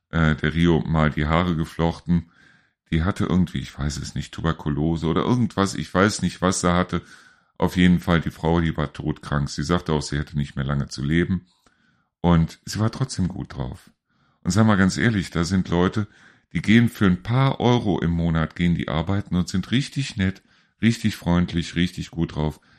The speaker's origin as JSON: {"language": "German", "town": "Neuss", "region": "North Rhine-Westphalia", "country": "Germany", "lives_now": "North Hesse, Germany", "said": "ich komme aus Neuss und äh, wohne jetzt hier in Nordhessen"}